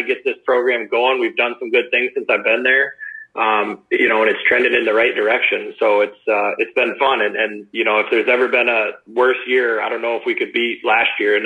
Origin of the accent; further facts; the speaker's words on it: Cuba City, Wisconsin, United States; I grew up in Cuba City, Wisconsin. I grew up on a dairy farm